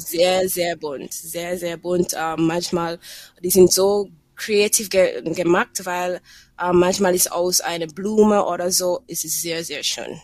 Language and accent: German; Jamaica; German is a second language; moved away; Aus meiner Heimat